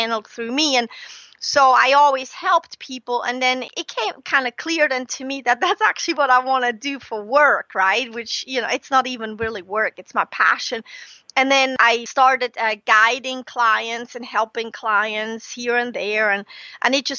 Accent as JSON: {"language": "English", "country": "Switzerland", "tie": "born or raised there", "moved": "as an adult", "lives_now": "United States", "said": "I grew up in Switzerland, was born and grew up and raised in Switzerland."}